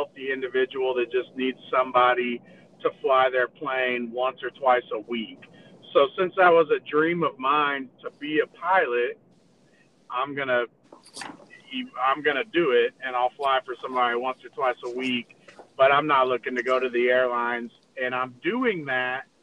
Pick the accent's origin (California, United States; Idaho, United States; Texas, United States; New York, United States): Texas, United States; San Antonio; I grew up in in San Antonio, Texas